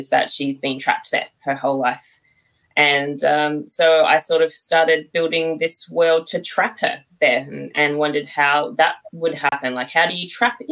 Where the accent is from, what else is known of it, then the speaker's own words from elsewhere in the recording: Australia; I'm from Australia